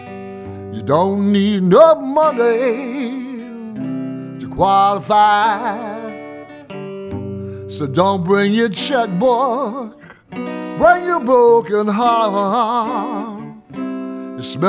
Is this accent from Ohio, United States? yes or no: yes; Hamilton, Ohio, United States; now in Detroit, United States; I grew up in Hamilton, Ohio, which is between Cincinnati and Dayton.